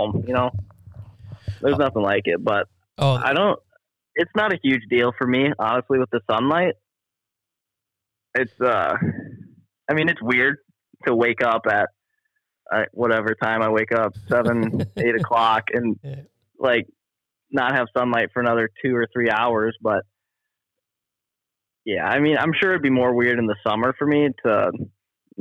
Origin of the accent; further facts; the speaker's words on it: Minnesota, United States; Maybe it's because I'm from Minnesota and it gets cold there too